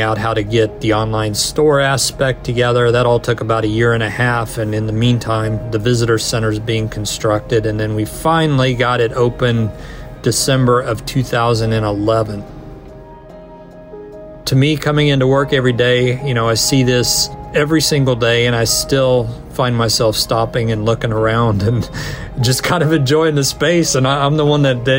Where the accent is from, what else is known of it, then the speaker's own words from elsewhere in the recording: Kansas City, United States; moved away as an adult; now in Connecticut, United States; I'm actually from Kansas City